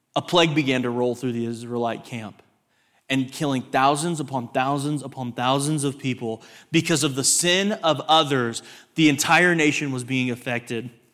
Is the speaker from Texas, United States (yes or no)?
yes; Texas, United States; I grew up in Texas